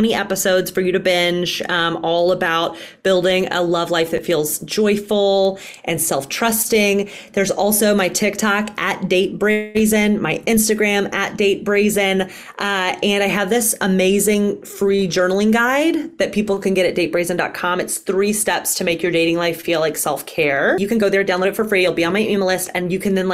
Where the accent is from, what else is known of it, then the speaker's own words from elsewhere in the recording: Alabama, United States; I was raised in the South too. I get it. I was raised in Alabama